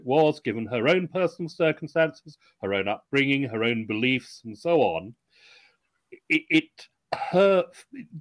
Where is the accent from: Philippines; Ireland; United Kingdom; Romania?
United Kingdom; I'm British, ex-Royal Navy, I have some American blood